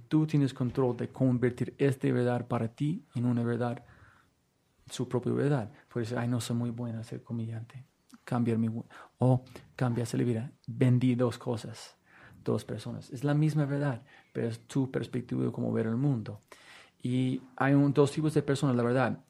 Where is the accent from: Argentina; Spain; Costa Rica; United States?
United States; Spanish is a second language; moved away as an adult; also born or lived in San Francisco; now in Bogotá, Colombia; nunca he viajado fuera de los Estados Unidos en mi vida